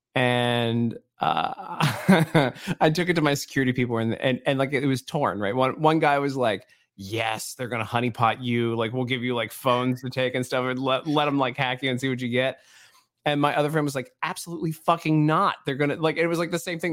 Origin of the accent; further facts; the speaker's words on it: Baltimore, Maryland, United States; I grew up in Baltimore, man. I grew up in the hood in Baltimore